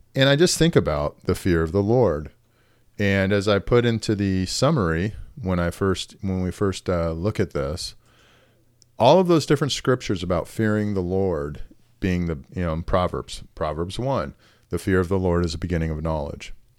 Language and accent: English; United States; as an American